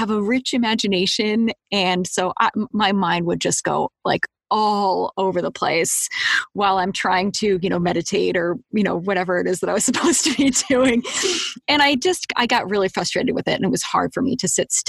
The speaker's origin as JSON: {"language": "English", "country": "United States", "tie": "born or raised there", "also_born_or_lived": "Boulder, Colorado / Seattle area, Washington", "said": "I grew up in Boulder and in the Seattle area"}